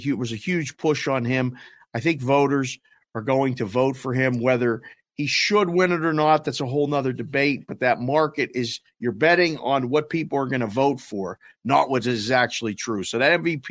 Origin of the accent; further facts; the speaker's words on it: Pittsburgh, Pennsylvania, United States; I'm originally from Pittsburgh